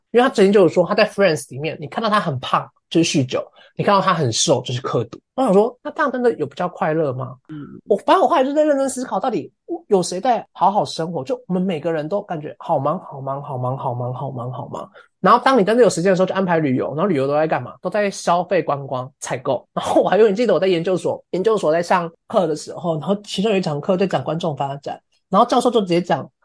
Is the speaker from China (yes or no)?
no; Lukang, Changhua County, Taiwan; moved away as an adult; now in London, United Kingdom; 小时候就在鹿港嘛